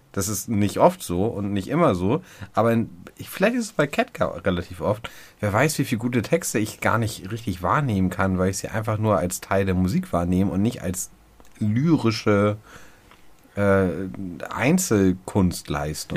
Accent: Hamburg, Germany; Und ich bin ja nun wie du ein Kind der Großstadt, der Hamburger norddeutschen Großstadt

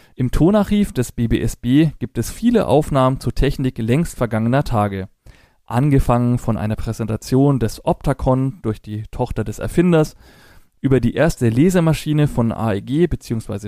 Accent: Franconia, Germany; Als Franke spreche ich Englisch very well

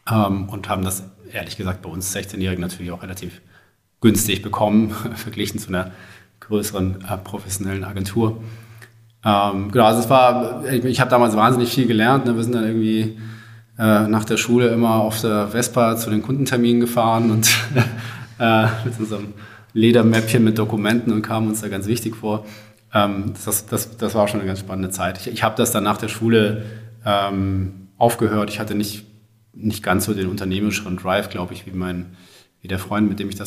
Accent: Baden-Württemberg, Germany; also ich komme aus dem, aus dem Großraum Stuttgart und bin dann damals äh, auch zum Studium nach Stuttgart gegangen

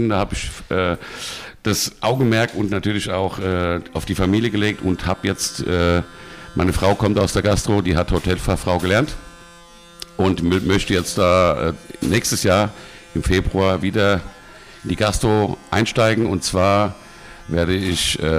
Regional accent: Bad Nauheim, Hesse, Germany; born there; Ich bin natürlich in Bad Nauheim geboren, bin da auch.

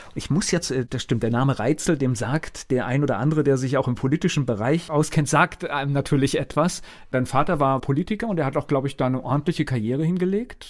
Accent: Verbandsgemeinde Bodenheim, Rhineland-Palatinate, Germany; ich komme ja aus der Verbandsgemeinde Bodenheim

